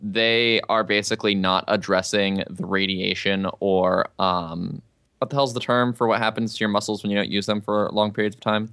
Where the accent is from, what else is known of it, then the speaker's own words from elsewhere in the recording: Albuquerque, New Mexico, United States; I'm from Albuquerque